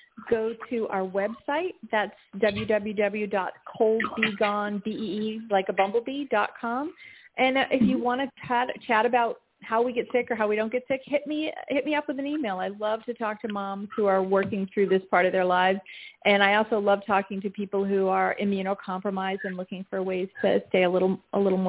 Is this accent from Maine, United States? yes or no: yes; Maine, United States; having been a New Englander, I grew up in Maine in my grandmother's kitchen